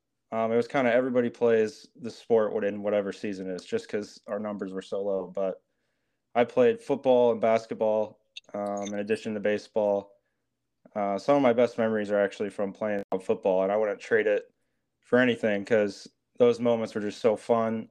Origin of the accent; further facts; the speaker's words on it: Mason City, Iowa, United States; moved away as an adult; now in Minneapolis, United States; I'm from a small town in Iowa, Mason City, Iowa. It's North Iowa. I went to a small high school, Newman Catholic.